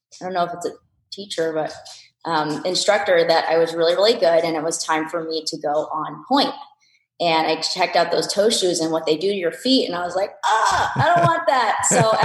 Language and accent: English; New Jersey, United States; also born or lived in San Francisco, California; I was born in San Francisco. I lived there until I was five and then we moved to New Jersey